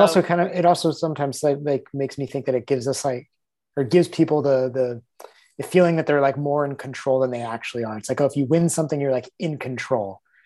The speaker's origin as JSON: {"language": "English", "country": "United States", "said": "we're both American"}